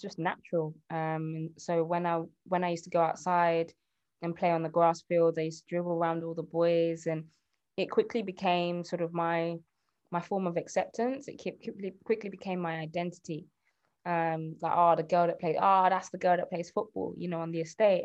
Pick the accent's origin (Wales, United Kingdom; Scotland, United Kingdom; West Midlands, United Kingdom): West Midlands, United Kingdom; Birmingham; I'm from Birmingham. You might not be able to tell, um, but yeah, I'm, I grew up in Birmingham.